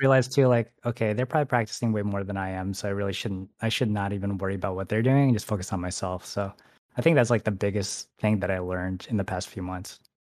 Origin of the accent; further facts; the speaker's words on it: Michigan, United States; now in San Francisco, United States; I actually grew up in, like, a really small town